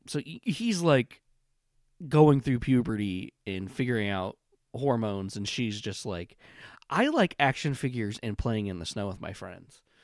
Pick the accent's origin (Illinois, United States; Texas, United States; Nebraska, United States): Illinois, United States; I'm from Illinois. We talk fast sometimes.